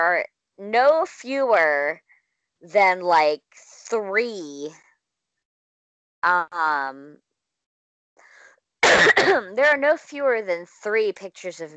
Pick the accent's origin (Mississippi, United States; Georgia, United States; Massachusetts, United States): Mississippi, United States; Clinton; moved away; I haven't personally lived in Clinton in a long time either, but it's my hometown